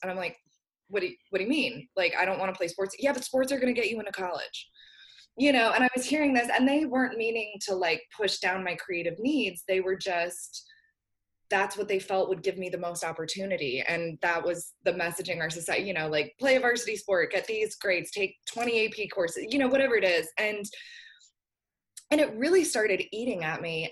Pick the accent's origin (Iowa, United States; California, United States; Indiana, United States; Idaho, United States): California, United States; just outside of San Francisco; now in Nashville, United States; I grew up uh, just outside of San Francisco